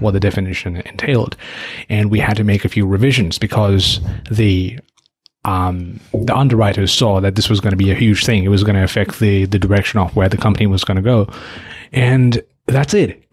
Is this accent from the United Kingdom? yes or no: no; Nepal; moved away; My home country, Nepal